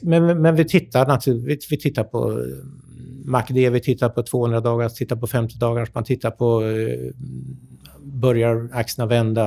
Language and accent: Swedish; Sweden; also born or lived in United States; som svensk